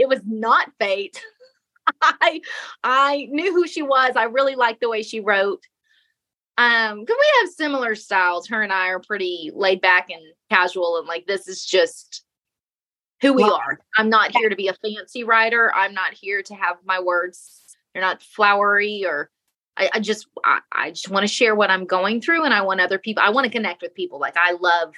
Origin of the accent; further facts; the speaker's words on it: Texas, United States; I'm from Texas